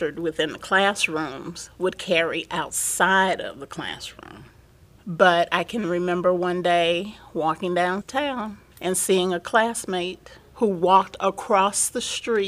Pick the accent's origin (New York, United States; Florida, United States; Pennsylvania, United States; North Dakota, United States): Florida, United States; Plant City; Growing up in Plant City as a black child, we were very aware of segregation.